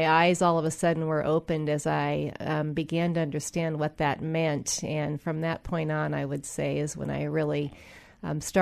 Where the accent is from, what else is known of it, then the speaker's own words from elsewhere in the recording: Edmonds, Washington, United States; I grew up in Edmonds, Washington.